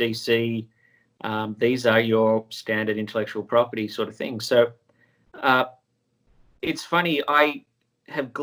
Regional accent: Sydney, New South Wales, Australia; moved away as an adult; now in Los Angeles, United States; I was born and raised in Sydney, Australia

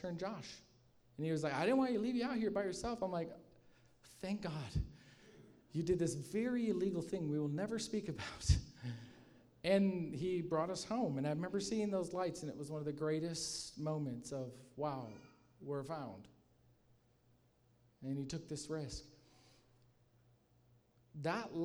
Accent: Michigan, United States; I'm from Michigan

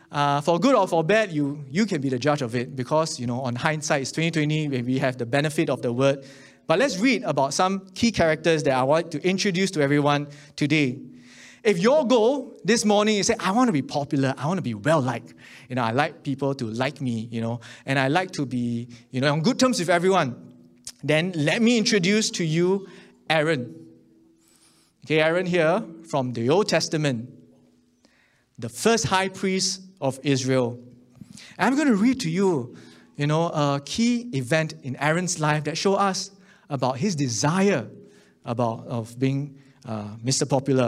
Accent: Singapore; But you know, growing up in Singapore, I just want to be a good person.

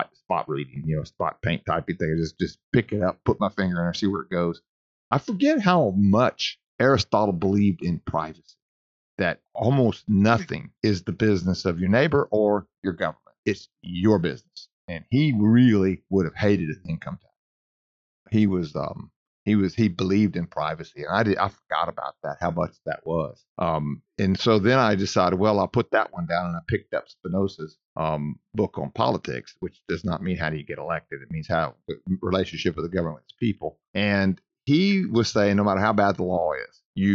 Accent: Ruston, Louisiana, United States; I'm from Ruston

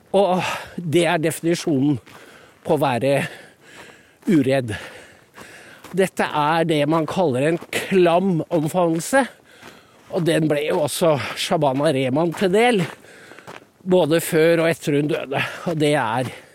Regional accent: Norway; de husmødrene rundt om på Gala, der jeg er fra

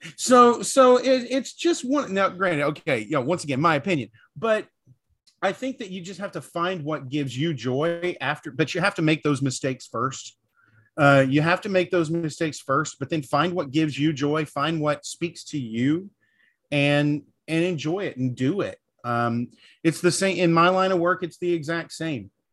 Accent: the South, United States; I'm from the South

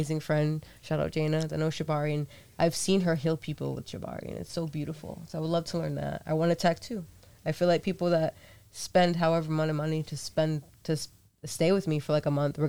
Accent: Fall River, Massachusetts, United States; back home in Fall River because we have huge warehouses with nobody in them.

